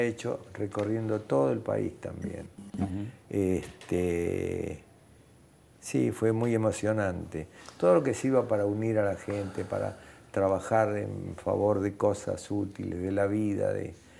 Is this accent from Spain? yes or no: no; Argentina; also born or lived in Catalonia (ancestry); yo como buen argentino y como buen catalán